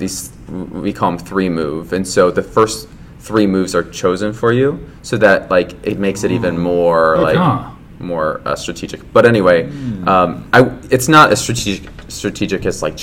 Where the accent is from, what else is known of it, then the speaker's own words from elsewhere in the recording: Illinois, United States; I'm from Illinois, so, I lived there.